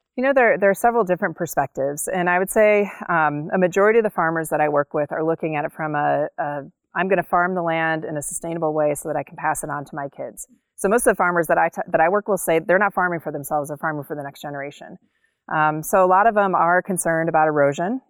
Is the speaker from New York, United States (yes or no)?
no; Cleveland, Ohio, United States; also born or lived in Colorado / Wyoming / Virginia; now in North Dakota, United States; I grew up in Cleveland, Ohio